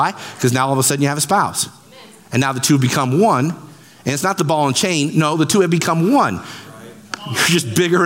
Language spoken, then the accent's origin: English; Central Illinois, United States; I have corn and beans in my blood. I was born in Bloomington, Pekin, Peoria, Springfield